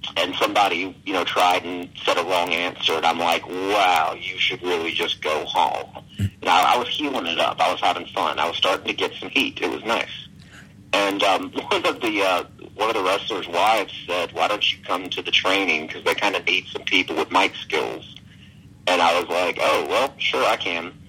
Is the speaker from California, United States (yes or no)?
no; Alabama, United States; I'm from Alabama